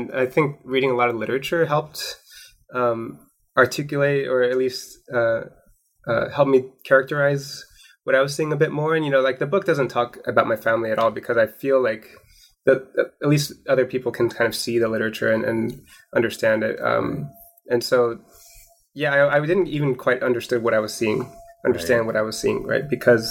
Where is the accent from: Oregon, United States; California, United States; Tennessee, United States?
Oregon, United States; Portland; born there; I was born in Portland, Oregon, and my family was my mother was from Hawaii, and my sister was also born in Hawaii